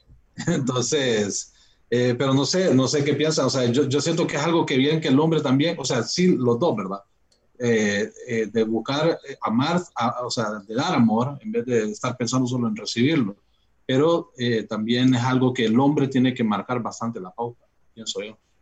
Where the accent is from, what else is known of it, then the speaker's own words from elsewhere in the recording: Tegucigalpa, Francisco Morazán, Honduras; Y yo soy de Tegucigalpa